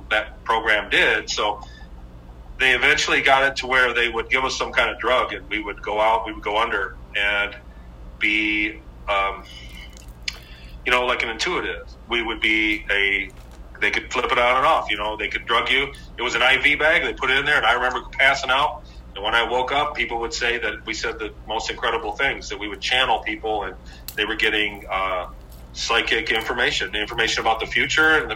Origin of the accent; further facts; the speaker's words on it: Michigan, United States; growing up in Michigan